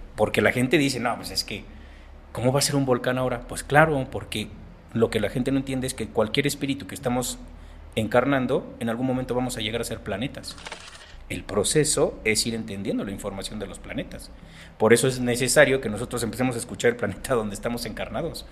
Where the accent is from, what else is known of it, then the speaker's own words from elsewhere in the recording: Mexico; soy mexicano, tengo 46 años